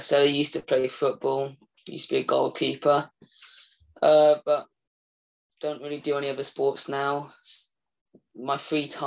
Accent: Aberystwyth, Wales, United Kingdom; Wales, my home country

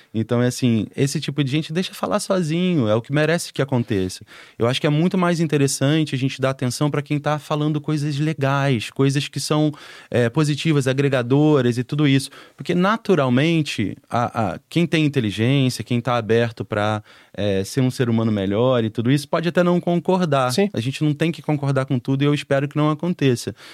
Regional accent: São Gonçalo, Rio de Janeiro, Brazil; a família saiu de lá foi morar em São Gonçalo, que é do outro lado da ponte, que é Sim. em Niterói, né? Pro lado de Niterói. E foi onde eu passei até os meus 17 anos

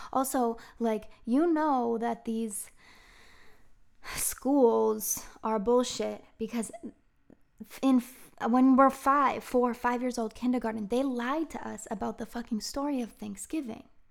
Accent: Marblehead, Massachusetts, United States; moved away as an adult; also born or lived in Beverly, Massachusetts / San Diego, California; I grew up in Marblehead

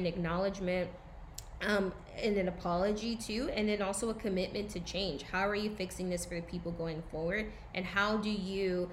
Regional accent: the South, United States; I'm from the South

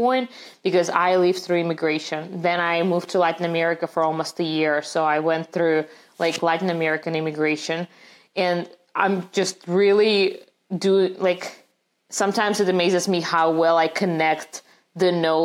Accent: Russia; English is a second language; moved away as an adult; also born or lived in St. Petersburg; now in United States; growing up in Russia

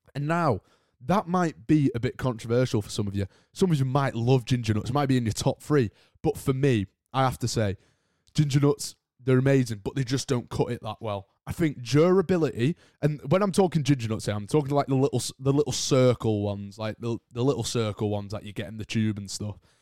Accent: United Kingdom; accent: British; I'm British myself, as you probably can tell by the accent

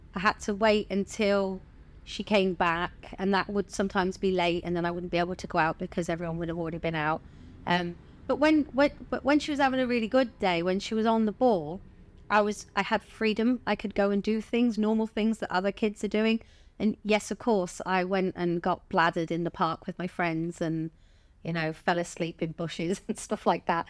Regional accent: Bournemouth, South West England, United Kingdom; I'm originally from Bournemouth. Um, I was born there.

